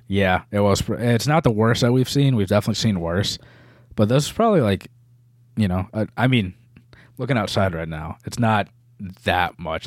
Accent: New England, United States; we're from New England

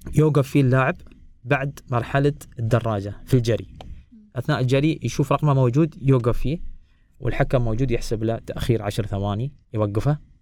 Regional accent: United Arab Emirates; انا ولد الامارات ولد زايد

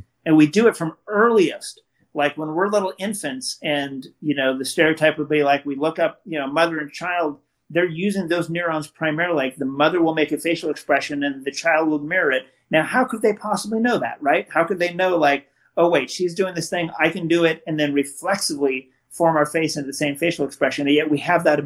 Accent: West Coast, United States; I grew up in the West Coast

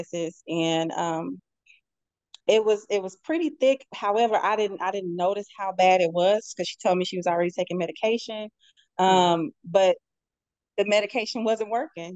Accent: St. Louis, Missouri, United States; moved away as an adult; now in Houston, United States; I love my hometown.

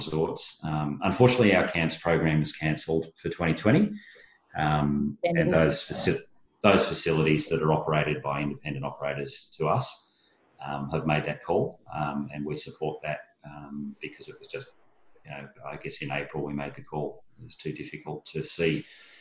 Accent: Bairnsdale, Victoria, Australia; I'm from Bairnsdale, which is, you know, sort of at the back of Mount Hotham

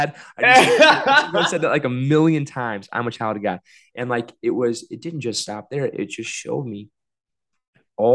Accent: South Bend, Indiana, United States; also born or lived in Bloomington; my hometown in South Bend

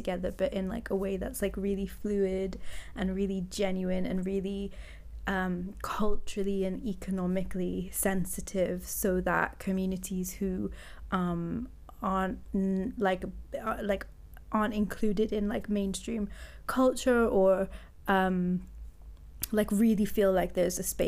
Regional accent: Wales, United Kingdom; I'm Welsh born and Welsh raised

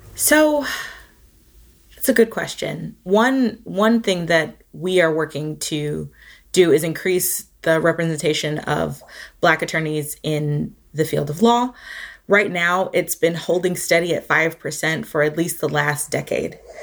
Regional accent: Atlanta, Georgia, United States; now in Charlottesville, United States; I'm originally from Atlanta, Georgia

